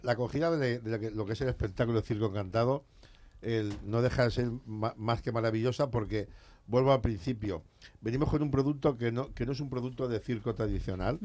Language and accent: Spanish; Elche, Valencian Community, Spain; yo soy de Alicante, de, de, Elche